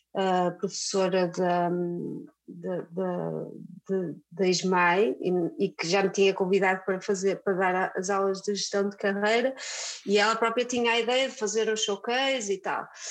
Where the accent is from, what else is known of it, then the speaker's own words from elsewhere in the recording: Viana do Castelo, Norte, Portugal; now in Porto, Portugal; sou de Viana do Castelo. E, mas já vivo no Porto há muitos anos, muitos anos, portanto já sou mais do Porto do que da Viana.